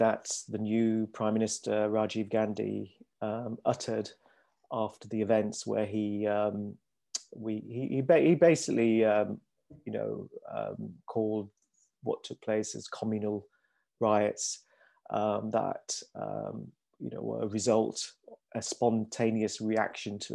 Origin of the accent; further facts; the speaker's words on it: Leeds, Yorkshire and the Humber, United Kingdom; I was born in Leeds in Yorkshire, so I was brought up here